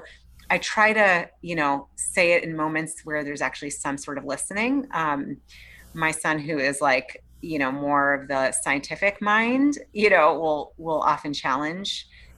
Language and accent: English; Boston, Massachusetts, United States; I grew up in the East Coast in Boston and outside of Boston